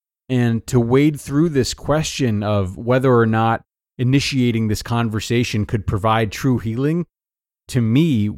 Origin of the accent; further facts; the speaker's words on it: Deep South, United States; I was raised in the Deep South and raised Republican by parents who are very passionate Republicans.